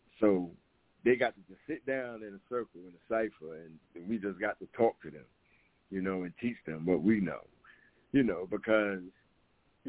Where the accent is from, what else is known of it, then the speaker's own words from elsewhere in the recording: New York City, New York, United States; We grew up in South Ozone Park